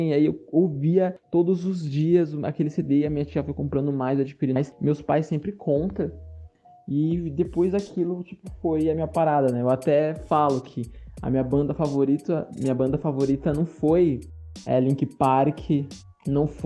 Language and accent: Portuguese; São Paulo, Brazil; Como eu sou aqui do, do interior de São Paulo, tive acesso à internet depois de muito tempo, não tive vivência de colar em batalha em São Paulo, nada disso.